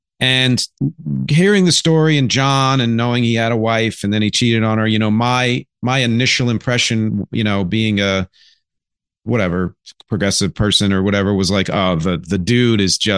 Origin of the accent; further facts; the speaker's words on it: Philadelphia, Pennsylvania, United States; I'm originally from Philly, so any … I'll be into.